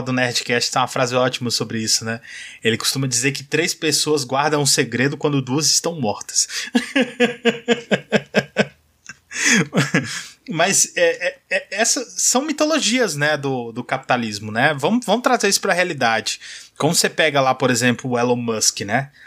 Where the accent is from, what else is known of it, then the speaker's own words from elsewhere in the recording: São Paulo, Brazil; moved away; Eu nasci em São Paulo, né? Não moro em São Paulo hoje, mas eu sou de lá